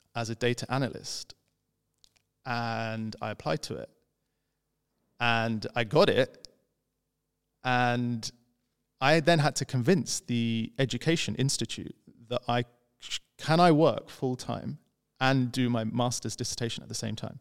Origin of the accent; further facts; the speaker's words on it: London, United Kingdom; I was this guy from London who studied economics